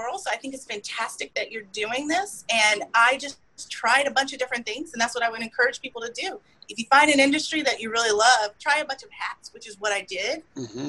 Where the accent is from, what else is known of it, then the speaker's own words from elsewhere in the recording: Houston, Texas, United States; As a fellow Houstonian